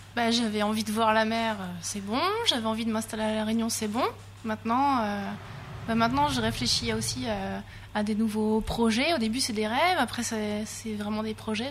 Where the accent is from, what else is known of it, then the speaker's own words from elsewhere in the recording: Lorraine, Grand Est, France; moved away as an adult; also born or lived in Rennes; Moi, je viens de Lorraine